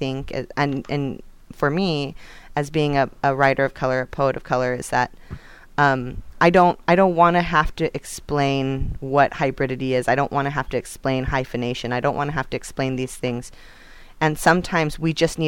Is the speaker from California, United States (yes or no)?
yes; Northern California, United States; a Northern California girl